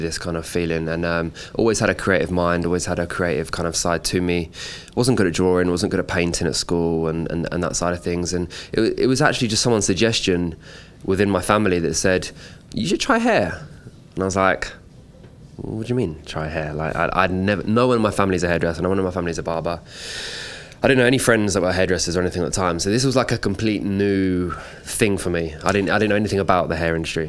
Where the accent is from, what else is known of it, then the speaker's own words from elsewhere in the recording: London, United Kingdom; I grew up just on the outskirts of London, kind of like North London areas